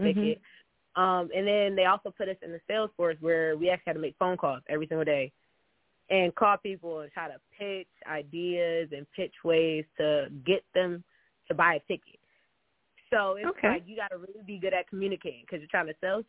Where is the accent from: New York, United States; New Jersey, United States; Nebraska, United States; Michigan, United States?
New Jersey, United States; moved away as an adult; now in Alabama, United States; I'm from New Jersey